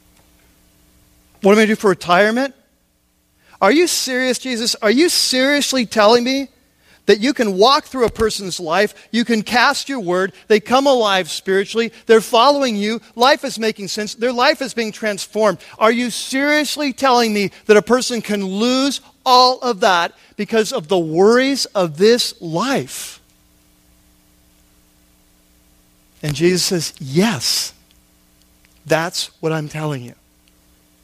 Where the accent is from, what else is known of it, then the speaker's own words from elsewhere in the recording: United States; for us as American Christians